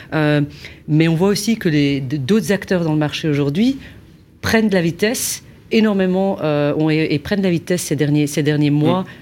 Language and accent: French; Belgium; je suis belge